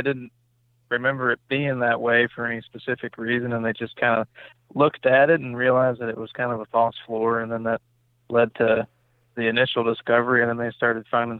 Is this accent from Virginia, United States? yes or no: yes; Virginia, United States; Yeah, so I'm from Virginia, born and raised. I live in Shenandoah Valley, which, if you're not familiar with Virginia, is the kind of the western part of the state.